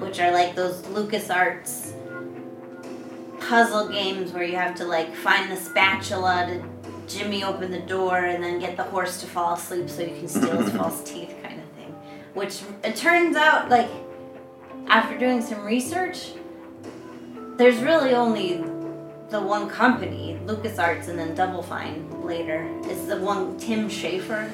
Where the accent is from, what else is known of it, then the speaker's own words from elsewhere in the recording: New York, United States; now in China; I'm from New York